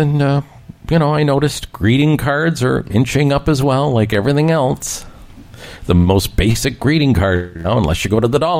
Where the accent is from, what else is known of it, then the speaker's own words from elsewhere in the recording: Canada; as a Canadian